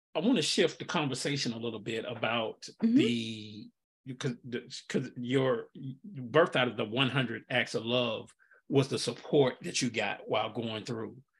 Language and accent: English; Nashville, Tennessee, United States; now in Pensacola, United States; I'm from Nashville originally, and I would go home a lot